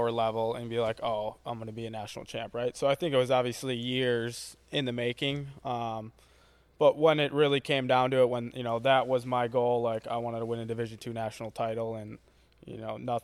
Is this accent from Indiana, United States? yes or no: no; Hartford, Wisconsin, United States; moved away as an adult; also born or lived in Central Michigan / Parkside; my area of Hartford, my hometown